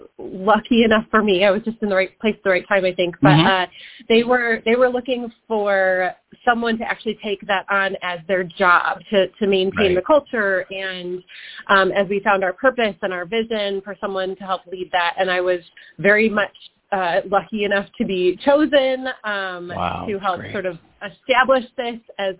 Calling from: Southeast Michigan, United States; I am calling from surprisingly sunny Michigan, Southeast Michigan.

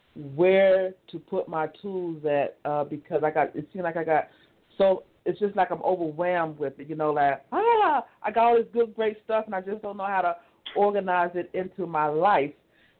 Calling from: Maryland, United States; I'm calling from Maryland, and I learned about the show from Michael being on the Love Journey, Inc.

